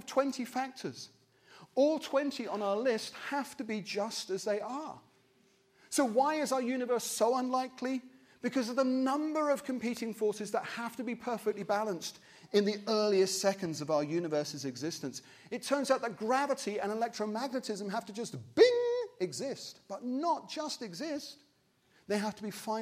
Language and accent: English; Wimbledon, London, United Kingdom; I'm from Wimbledon